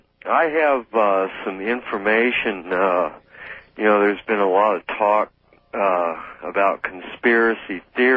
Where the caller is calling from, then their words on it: Gates, Oregon, United States; from Gates, Oregon.